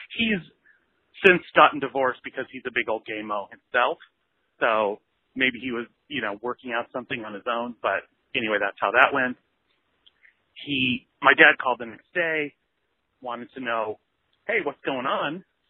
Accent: Montana, United States; I grew up in Montana.

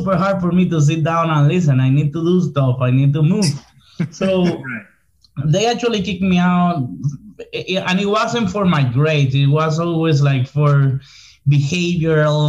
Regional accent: Santo Domingo, Distrito Nacional, Dominican Republic; English is a second language; now in Miami, United States; I'm from the city, like la capital, Santo Domingo.

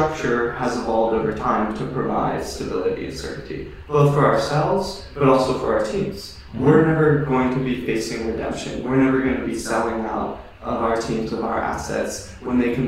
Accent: Hawaii, United States; I grew up in Hawaii

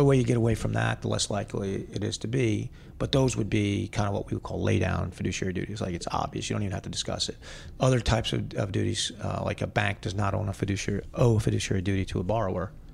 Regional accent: United States; I am an American, which I am

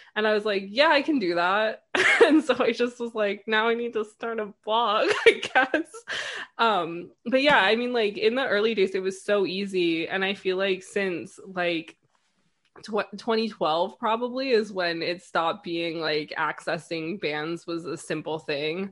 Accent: New York, United States; also born or lived in London; I grew up right outside New York City

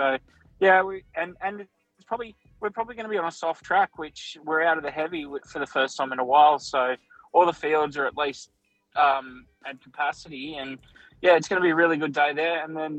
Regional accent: Scone, New South Wales, Australia; now in Sydney, Australia; I'm originally from Scone, grew up there

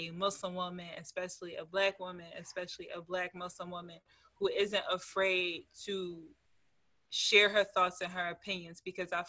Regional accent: Philadelphia, Pennsylvania, United States; I'm from Philly

